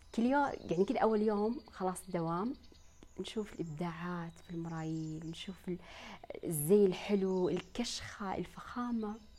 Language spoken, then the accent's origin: Arabic; Saudi Arabia; عندنا في المملكة العربية السعودية